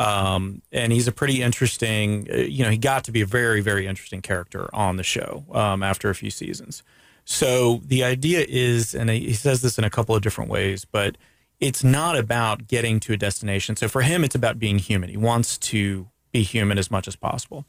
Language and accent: English; Daytona Beach, Florida, United States; also born or lived in Canada; growing up in Daytona Beach